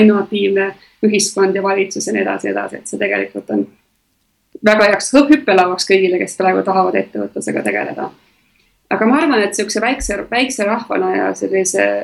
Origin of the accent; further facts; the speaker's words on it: Tallinn, Harju County, Estonia; moved away; ma olen Tallinnas sündinud ja kasvanud